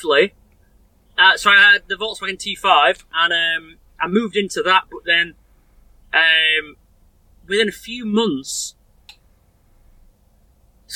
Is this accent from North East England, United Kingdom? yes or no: no; Sheffield, Yorkshire and the Humber, United Kingdom; also born or lived in Rotherham; Born and raised in Sheffield.